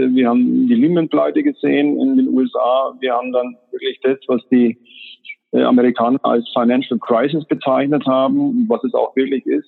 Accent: Germany; als Deutsche

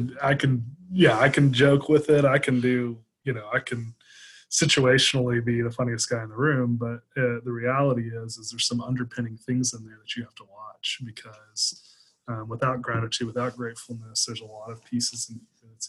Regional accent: the South, United States; I grew up in the South and as an American

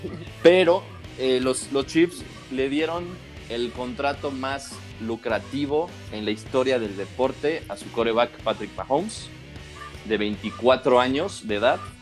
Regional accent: Mexico; como mexicano

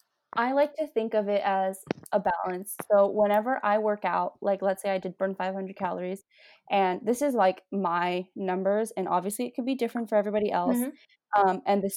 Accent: India; Well, we're Indian. We eat lentils.

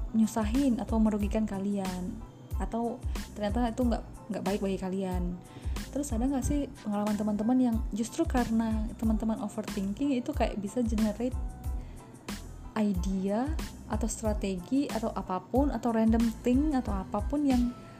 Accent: Batak, North Sumatra, Indonesia; aku orang Batak

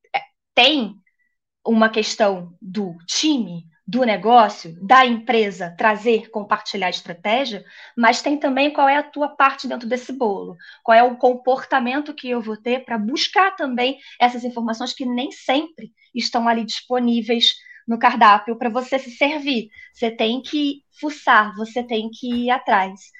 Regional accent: Niterói, Rio de Janeiro, Brazil; moved away as an adult; now in São Paulo, Brazil; eu sou carioca, um, ah, de Niterói, eu é, sou sou lá da, da, da, praia, gosto do pé na areia, mas eu moro em São Paulo já tem três anos

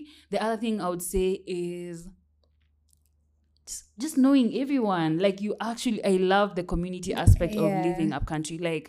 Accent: Mwingi, Kitui County, Kenya; moved away; So my Shags is in Kitui. Mm-hmm. Specifically, I come from Mwingi, in Kitui County. So then it's also not so far from Nairobi, I would say. That's where Shags is.

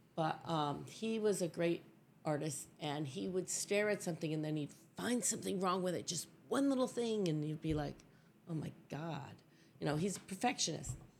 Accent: Catskills, New York, United States; I grew up in a little town called Springland, New York

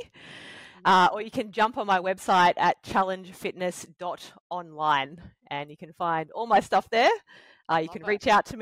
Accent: Batemans Bay, New South Wales, Australia; also born or lived in Victoria; moving back to my hometown in Batemans Bay

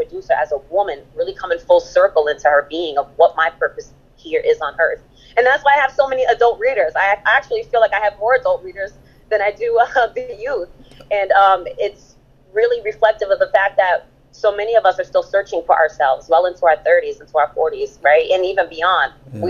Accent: Berlin, Germany; I just came back from Berlin, Germany, from my hometown of Charlottenburg

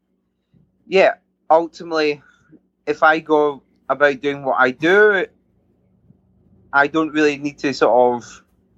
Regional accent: Scotland, United Kingdom; being Scottish

